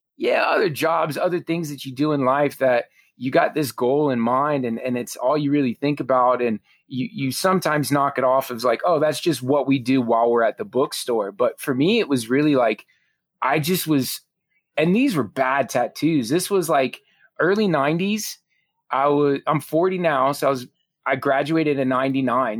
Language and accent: English; South Florida, United States; growing up in South Florida